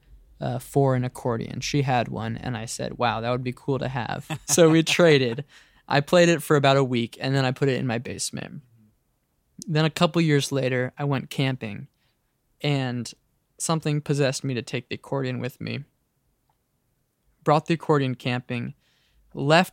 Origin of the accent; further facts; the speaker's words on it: San Francisco, California, United States; now in Brooklyn, United States; I grew up in San Francisco, but I currently live in Brooklyn, New York.